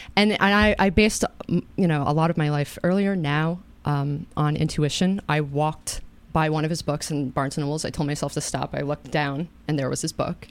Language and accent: English; Katonah, New York, United States; I grew up in Katona.